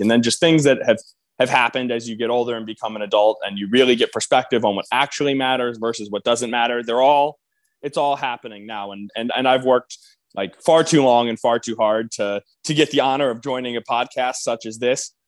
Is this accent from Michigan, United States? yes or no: yes; Ann Arbor, Michigan, United States; also born or lived in East Lansing, Michigan; I grew up in Ann Arbor